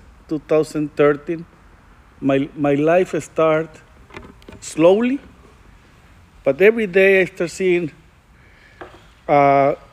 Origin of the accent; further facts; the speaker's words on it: El Paso, Texas, United States; I'm from El Paso, Texas